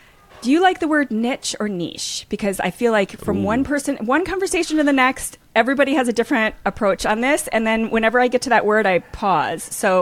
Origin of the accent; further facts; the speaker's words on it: Minnesota, United States; Well, I grew up in Minnesota, so I add a long O to everything.